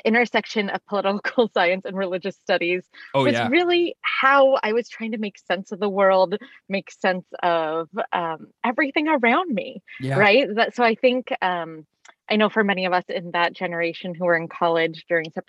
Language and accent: English; California, United States; now in Washington, D.C., United States; while I'm from California, I live in Washington, D.C. with my family now